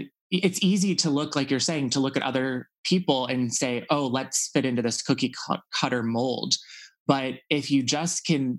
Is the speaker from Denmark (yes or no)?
no; Texas, United States; For me, I think just growing up in Texas and being sort of, you know, I felt like for a long time, I really wasn't able to be myself.